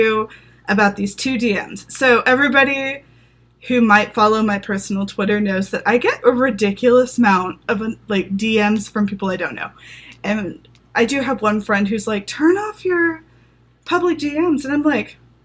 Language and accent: English; the South, United States; now in Los Angeles, United States; I grew up in the South